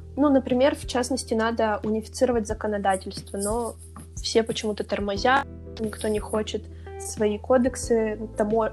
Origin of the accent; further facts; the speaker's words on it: Siberia, Russia; я россиянка, там, я сибирячка